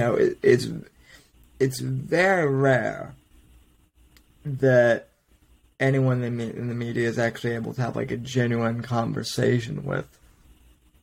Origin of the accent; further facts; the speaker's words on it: Denver, Colorado, United States; moved away as an adult; now in Florida, United States; we both grew up in Denver